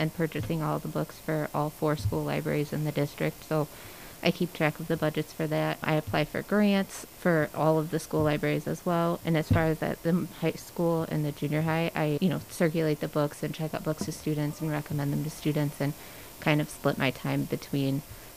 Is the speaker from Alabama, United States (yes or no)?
no; Morrison, Illinois, United States; moved away as an adult; also born or lived in Kankakee, Illinois; I'm from Morrison originally, but my husband is not, and we were living in Kankakee, Illinois, and he got a job as the business teacher, and so we moved back here